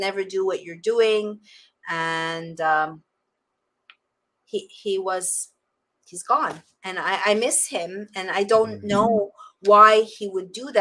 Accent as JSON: {"language": "English", "town": "Montreal", "region": "Quebec", "country": "Canada", "tie": "born or raised there", "also_born_or_lived": "Costa Rica", "moved": "yes", "lives_now": "Florida, United States", "said": "my hometown of Montreal, Canada"}